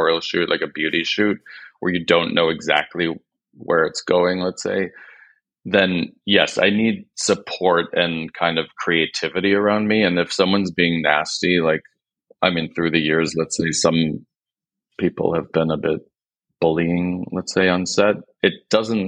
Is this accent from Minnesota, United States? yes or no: no; Grosse Pointe, Michigan, United States; moved away; also born or lived in Detroit, United States; I'm from Detroit. I'm from Detroit and I'm Greek, and my parents were both Greek, and we moved into a town called Grosse Pointe